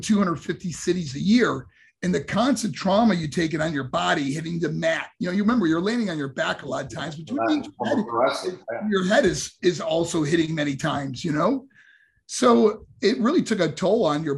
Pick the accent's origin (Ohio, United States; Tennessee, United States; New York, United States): New York, United States; moved away as an adult; also born or lived in Colorado Springs, Colorado; my first professional boxing match in my hometown in New York